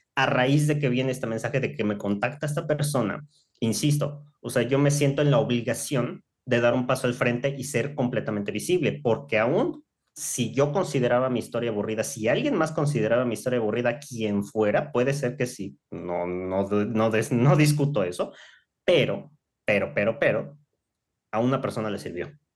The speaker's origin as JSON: {"language": "Spanish", "town": "Mérida", "region": "Yucatán", "country": "Mexico", "tie": "born or raised there", "moved": "as an adult", "lives_now": "Mexico City, Mexico", "said": "Yo nací aquí en Ciudad de México por cuestiones del trabajo de mi, de mi familia. En ese tiempo, pues tomamos la decisión o ellos toman la decisión de trasladarnos a la ciudad de Mérida, tendría yo apenas unos cuatro o cinco años, o sea, ya estaba yo todavía muy niña. Y básicamente crecí allá"}